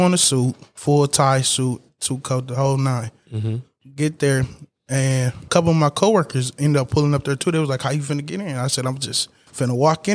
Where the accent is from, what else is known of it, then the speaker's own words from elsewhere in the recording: Benton Harbor, Michigan, United States; I'm from Benton Harbor, Michigan. It's like 15 minutes away. I drive here every day from home